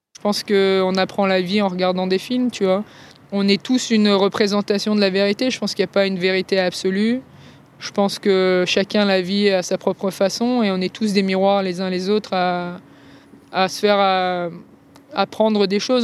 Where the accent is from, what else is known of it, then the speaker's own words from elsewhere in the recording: Cannes, Provence-Alpes-Côte d'Azur, France; moved away; je reviens en France et à Cannes notamment pour des raisons de santé